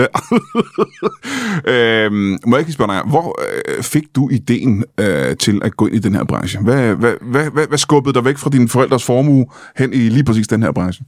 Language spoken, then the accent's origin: Danish; Roskilde, Zealand, Denmark; now in Kalundborg, Denmark; jeg er fra Roskilde